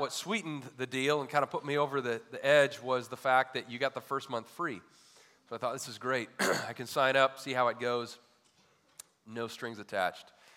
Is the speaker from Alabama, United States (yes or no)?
no; Michigan, United States; growing up in Michigan